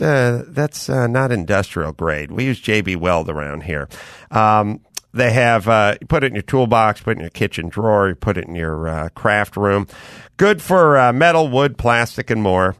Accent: North Hollywood, California, United States; I'm from North Hollywood

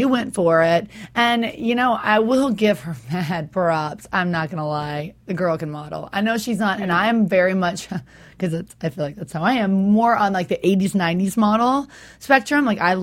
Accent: Los Angeles, California, United States; I'm from Los Angeles here

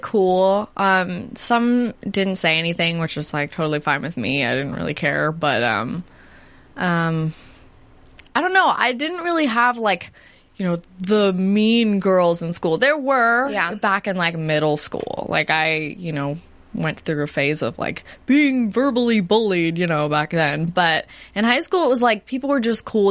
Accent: New Jersey, United States; I'm from New Jersey.

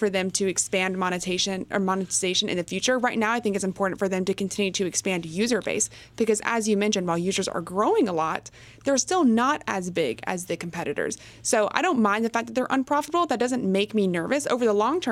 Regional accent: Texas, United States; I'm from Texas

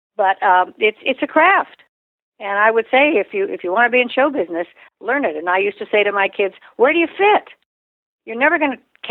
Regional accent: Reno, Nevada, United States; I was raised in Reno, Nevada, where there's prostitution, gambling, divorce.

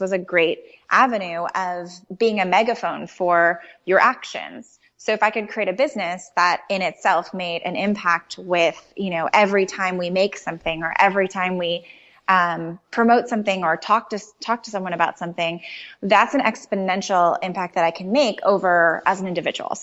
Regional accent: Chicago, Illinois, United States; I'm from Chicago and you need terribly warm coats to survive a Chicago winter

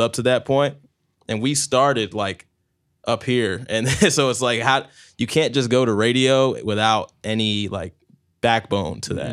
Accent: New Jersey, United States; now in Tampa, United States; I was born in Jersey, and I came here post 9-11, so I've been here for like 15 years now

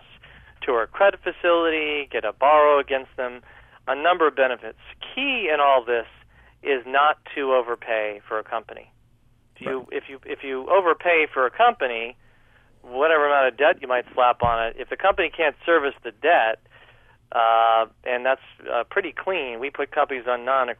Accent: United States; I'm an American

